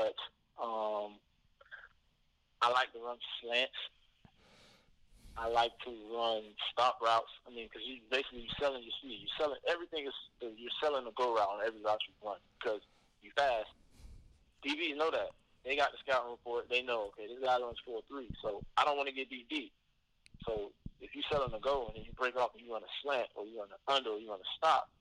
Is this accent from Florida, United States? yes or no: yes; South Florida, United States; Growing up in South Florida